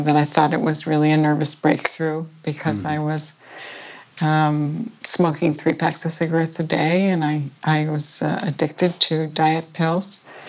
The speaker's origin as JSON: {"language": "English", "town": "Westport", "region": "Connecticut", "country": "United States", "tie": "born or raised there", "said": "Westport, Connecticut. I was born, and my parents were not very young when they married each other"}